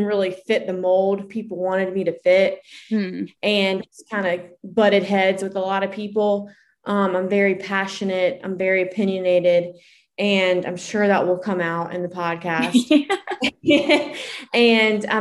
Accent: Columbia, South Carolina, United States; I live in Columbia, South Carolina, and I'm sure you can hear that in my accent. I own a small business here. I was born and raised here

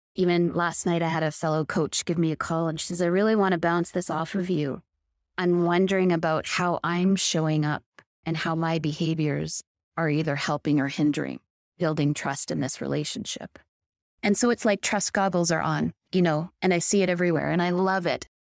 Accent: Victoria, British Columbia, Canada; My experience was growing up in Victoria, which is a beautiful island off the coast of British Columbia

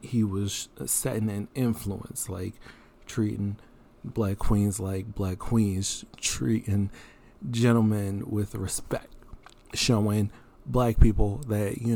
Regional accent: Philadelphia, Pennsylvania, United States; moved away; also born or lived in Maryland; I'm from Philly

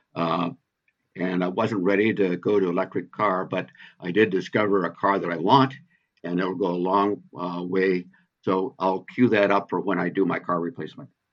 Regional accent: Pacific Northwest, United States; I'm from the Pacific Northwest

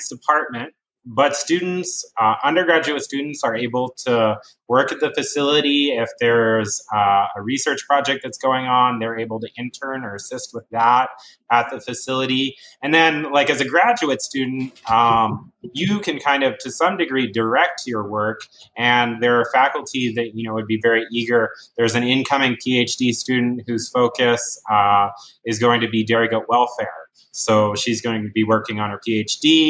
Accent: Virginia, United States; moved away as an adult; also born or lived in California / northeastern Oregon; now in Davis, United States; And that was in Virginia, so I grew up on the East Coast

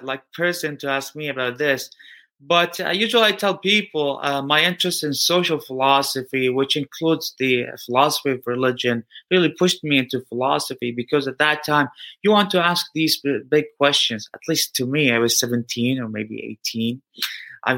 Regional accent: Eugene, Oregon, United States; I was born here in Eugene, Oregon

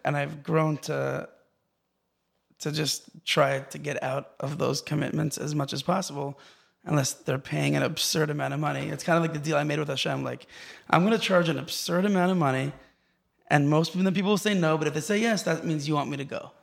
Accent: Los Angeles, California, United States; moved away as an adult; also born or lived in Israel / Silver Spring, Maryland; now in Far Rockaway, United States; I grew up in Los Angeles originally, and then we moved to Israel as a kid

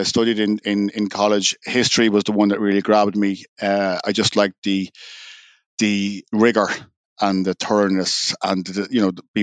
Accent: Dublin, Leinster, Ireland; moved away as an adult; now in New York, United States; growing up in a housing estate in Whitehall, which is on the north side of Dublin, near the airport, near Santry.

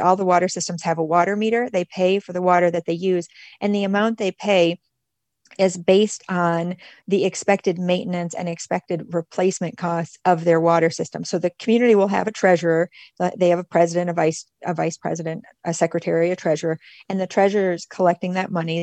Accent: Michigan, United States; moved away as an adult; also born or lived in Nicaragua / Mexico; I'm originally from Michigan

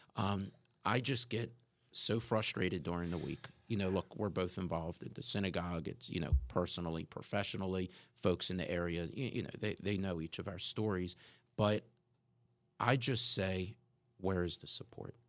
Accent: Pikesville, Maryland, United States; As a kid growing up in Pikesville, which for our listeners, if, if you're not familiar with the area, Pikesville is a suburb just north of, of Baltimore City on the East Coast

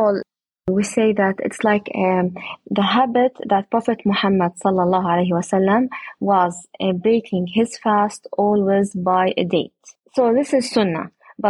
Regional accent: Jerusalem, Palestine; I come from Jerusalem, but my project and our date plantation is at Oja, nearby Jericho.

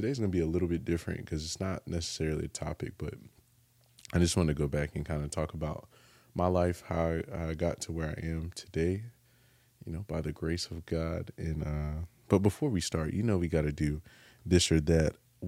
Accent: North Carolina, United States; also born or lived in California / Japan; I was born in California. Okay. Grew up in North Carolina, but was born in California.

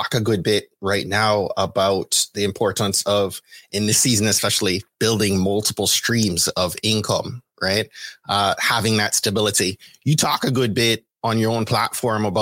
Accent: Jamaica; Jamaicans like myself

